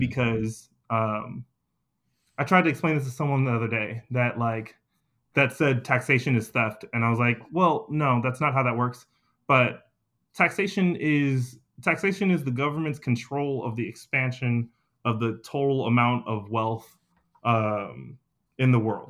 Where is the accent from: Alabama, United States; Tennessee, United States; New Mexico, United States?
Alabama, United States; Anniston; my family's from the Deep South, we're from Anniston, Alabama.